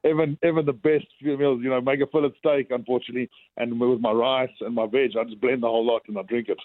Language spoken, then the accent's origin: English; South Africa; I'm South African.